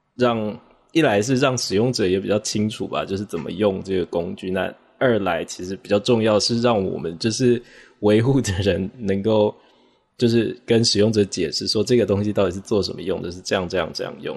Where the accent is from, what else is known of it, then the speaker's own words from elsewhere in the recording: Taiwan; 我是来自台湾的，我现在是在，呃，参与 P I P 的一个外包工作，就是为他们开发一个新的依赖解析器